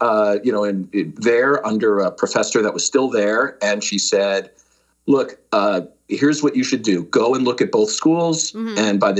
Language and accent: English; Connecticut, United States; moved away as an adult; also born or lived in New York City, New York / Pennsylvania / Madison, Wisconsin; now in San Jose, United States; So that's where I was born, and we lived in New York and then outside of New York, and then eventually they moved to the suburbs in Connecticut.